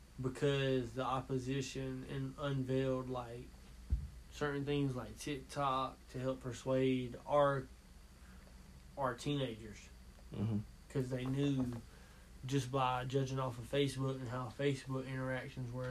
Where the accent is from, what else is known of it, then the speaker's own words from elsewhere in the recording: United States; as American citizens, speaking as one right now